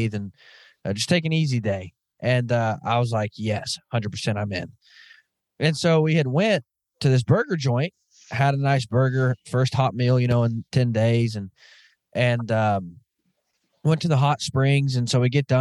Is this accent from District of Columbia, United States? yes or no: no; Arkansas, United States; I'm from Arkansas, so we're a bunch of backwoods hillbillies anyways